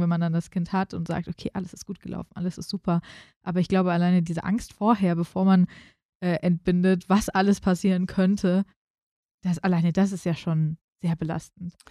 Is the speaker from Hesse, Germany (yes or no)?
yes; Frankfurt, Hesse, Germany; als Frankfurterin